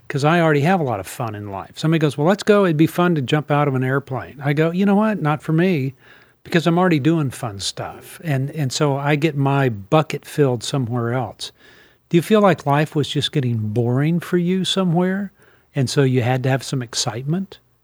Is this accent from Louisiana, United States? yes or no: yes; New Orleans, Louisiana, United States; I was raised in New Orleans, and, and I knew as, when I was in junior high there